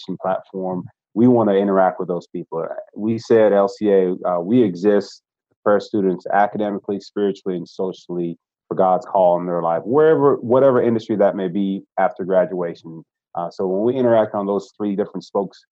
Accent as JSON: {"language": "English", "town": "Fort Lauderdale", "region": "Florida", "country": "United States", "tie": "born or raised there", "said": "I grew up in Fort Lauderdale, Florida"}